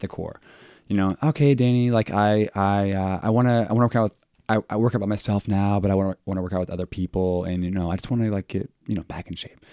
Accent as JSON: {"language": "English", "town": "Dayton", "region": "Ohio", "country": "United States", "tie": "born or raised there", "also_born_or_lived": "Springboro, Ohio", "said": "I am from Dayton"}